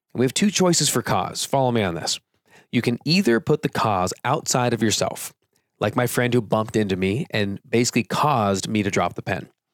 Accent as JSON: {"language": "English", "region": "California", "country": "United States", "tie": "born or raised there", "said": "I grew up in California"}